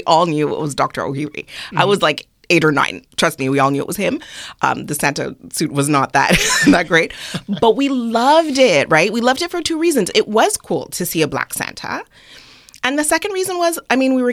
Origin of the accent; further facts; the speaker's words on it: Montreal, Quebec, Canada; growing up in Montreal, so my mom is Trini and my dad is Nigerian